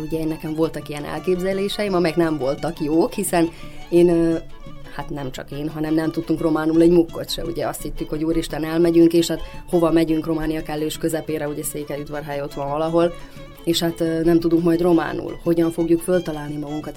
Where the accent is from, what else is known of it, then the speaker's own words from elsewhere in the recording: Banat, Vojvodina, Serbia; én a Bánátban nőttem föl